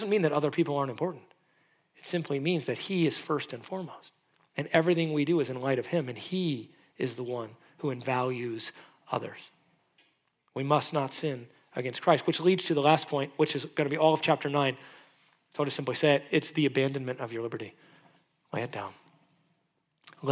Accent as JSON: {"language": "English", "country": "United States"}